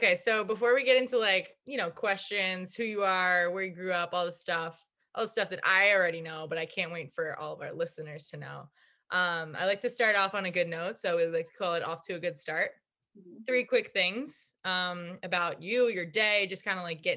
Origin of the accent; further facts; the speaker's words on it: Islip, New York, United States; We grew up in Islip together.